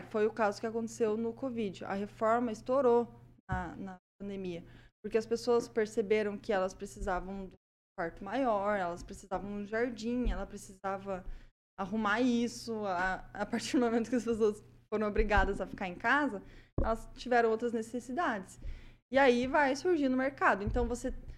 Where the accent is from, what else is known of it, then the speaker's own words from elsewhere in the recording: Prudentópolis, Paraná, Brazil; accent: prudentopolitano; Esse sotaque aí não é maringaense, não. Esse sotaque aqui é prudentopolitano, tá?